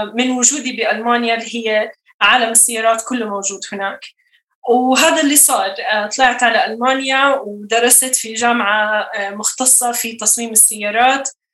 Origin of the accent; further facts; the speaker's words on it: Jordan; أنا أكون أردني سايق سيارة على شوارع أردنية